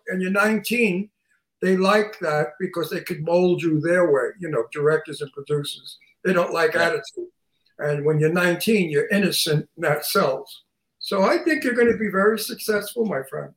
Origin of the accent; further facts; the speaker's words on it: Long Island, New York, United States; I'm from Long Island, New York. And if you saw the movie Jaws, it was mm-hmm. photographed where I come from